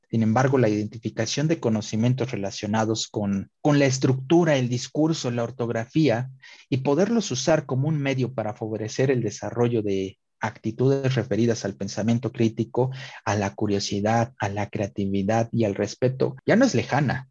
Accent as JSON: {"language": "Spanish", "region": "Puebla", "country": "Mexico", "said": "nos levantaron a los poblanos en toda la República"}